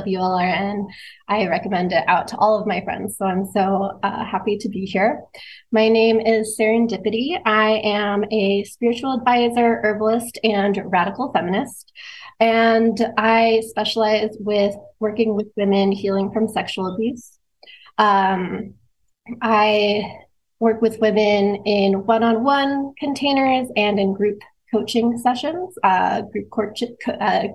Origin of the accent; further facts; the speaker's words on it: Southern California, United States; I grew up in Southern California